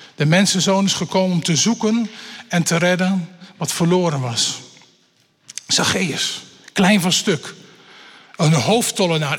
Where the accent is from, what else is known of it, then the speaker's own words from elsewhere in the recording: Elburg, Gelderland, Netherlands; Ik ben opgegroeid in Elburg, een stukje verderop zeg maar, op de Veluwe.